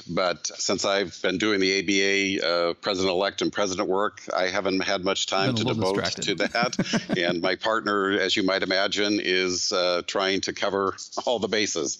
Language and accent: English; Butte, Montana, United States; I'm from Butte, Montana, and I'm the president of the American Bar Association.